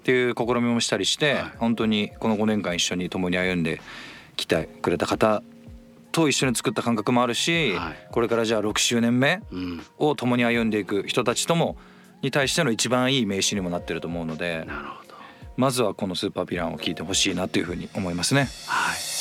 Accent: Aichi, Japan; now in Tokyo, Japan; 僕の地元の愛知県

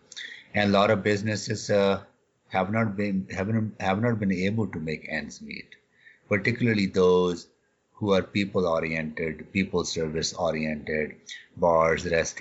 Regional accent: Canada; And I am a Canadian.

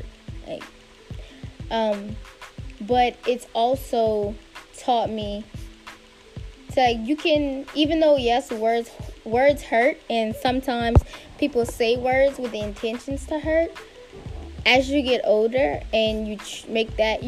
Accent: South Louisiana, United States; moved away as an adult; now in Washington, D.C., United States; Born and raised in South Louisiana, a recent DMV transplant

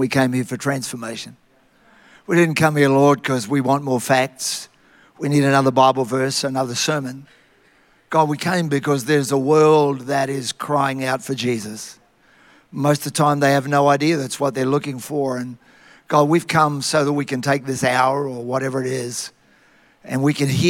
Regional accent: Tara, Queensland, Australia; I had the best upbringing you could ever have, growing up in Tara, out in the bush, and I'm still a child of the bush.

